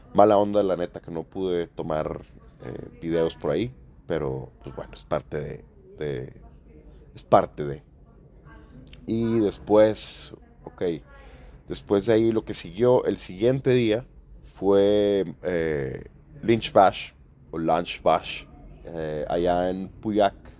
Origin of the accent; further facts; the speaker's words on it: Mexico; como buen mexicano